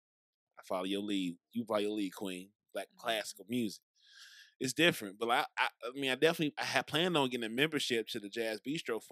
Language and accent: English; St. Louis, Missouri, United States; also born or lived in Brentwood, Missouri; I grew up by WashU, Skinker, Delmar area. And then I went to school in Brentwood